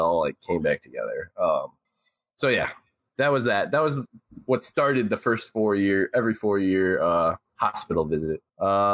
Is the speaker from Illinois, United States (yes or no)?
yes; Chicago, Illinois, United States; also born or lived in North Aurora, Illinois; I grew up in North Aurora, Illinois, and I lived there till I was 8 or 9. And then my parents, they split up. They got a divorce. So there's that whole thing. So then I moved to the inner city Chicago